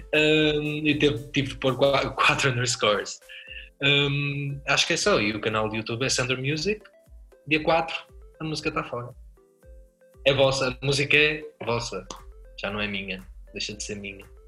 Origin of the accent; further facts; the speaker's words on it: Porto, Norte, Portugal; Do Porto, sou do Porto